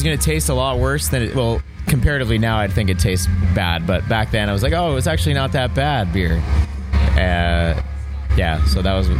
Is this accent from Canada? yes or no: yes; Toronto, Ontario, Canada; No, we're from Toronto.